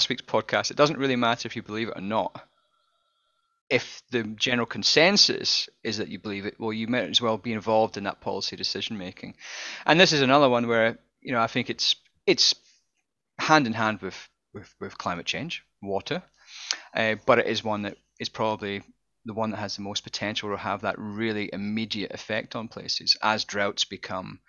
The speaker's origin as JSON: {"language": "English", "region": "Southwest Scotland", "country": "United Kingdom", "tie": "born or raised there", "moved": "yes", "lives_now": "Australia", "said": "I was raised in Southwest Scotland."}